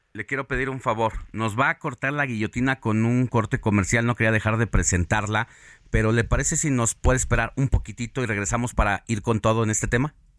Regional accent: Mexico; nos hizo sentir orgullosos como mexicanos

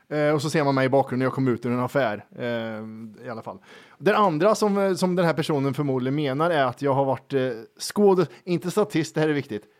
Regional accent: Värmland, Sweden; vi är från Värmland

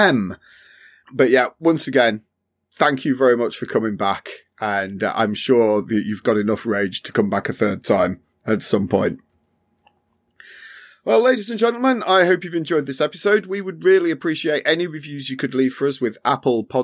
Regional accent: England, United Kingdom; being English

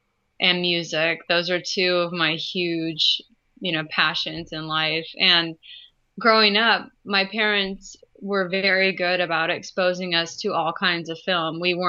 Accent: Pacifica, California, United States; moved away as an adult; also born or lived in North Carolina; now in New Jersey, United States; I'm from California myself, from the San Francisco Bay Area.

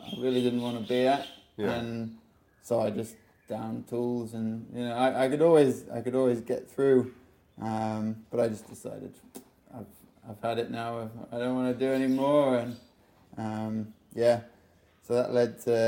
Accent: Liverpool, North West England, United Kingdom; moved away; I was born in Liverpool. Yeah, nice childhood. Grew up in a really nice place

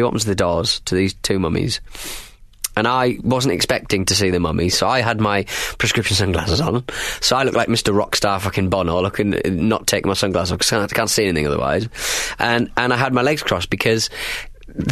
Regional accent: Hartlepool, North East England, United Kingdom; born or raised there

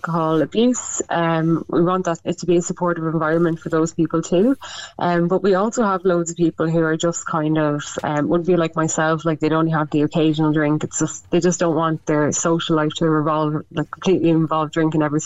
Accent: Westmeath, Leinster, Ireland; moved away as an adult; also born or lived in Dublin; now in Meath, Ireland; I'm actually I'm originally from Westmeath. I'm living in Meath. I just moved back from Dublin

